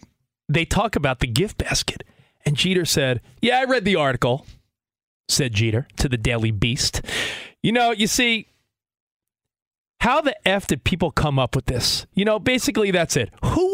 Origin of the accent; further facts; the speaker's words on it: Long Island, New York, United States; also born or lived in Manhattan / Brooklyn; now in Los Angeles, United States; we're living in LA now, but I grew up on Long Island. Lived in Manhattan, lived in Brooklyn.